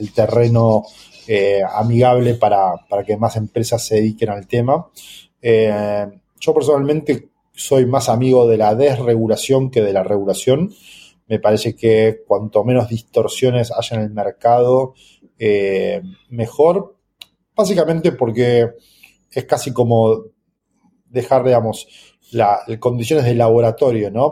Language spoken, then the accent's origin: Spanish; Argentina; para un país como, Argentina u otros países donde sufrimos de la alta inflación